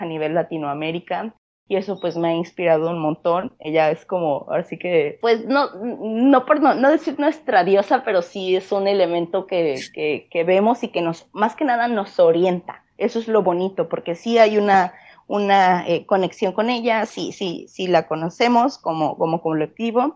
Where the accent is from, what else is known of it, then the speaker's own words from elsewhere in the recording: Colima, Mexico; soy de una ciudad que se llama Colima y es chiquito, chiquito, es el segundo estado más chiquito de todo el país, de México